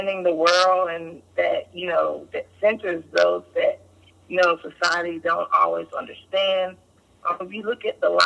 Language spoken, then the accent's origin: English; Durham, North Carolina, United States; I'm from Durham, North Carolina. Grew up here in Durham, North Carolina